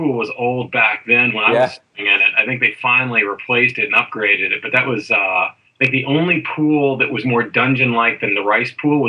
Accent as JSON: {"language": "English", "town": "Memphis", "region": "Tennessee", "country": "United States", "tie": "born or raised there", "also_born_or_lived": "Houston, Texas", "moved": "yes", "said": "I was born and raised in Tennessee, but so I'm from the South, you know, originally."}